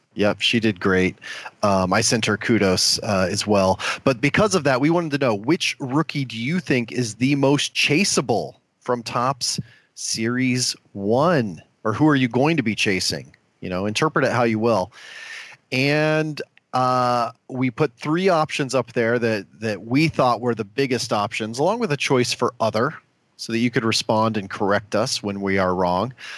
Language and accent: English; Omaha, Nebraska, United States; my hometown of Omaha, Nebraska